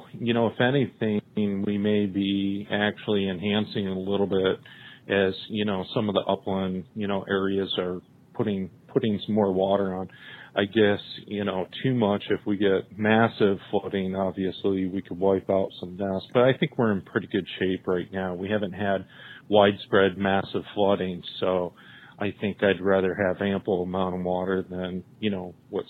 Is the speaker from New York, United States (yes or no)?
yes; St. Lawrence River, upstate New York, United States; moved away as an adult; also born or lived in California; now in Illinois, United States; I grew up on the St. Lawrence River in upstate New York